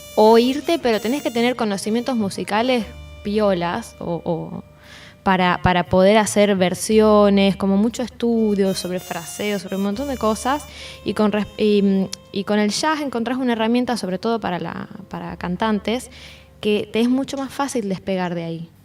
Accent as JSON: {"language": "Spanish", "region": "Tucumán", "country": "Argentina", "said": "Yo soy de Tucumán, para quienes no conocen, en el norte"}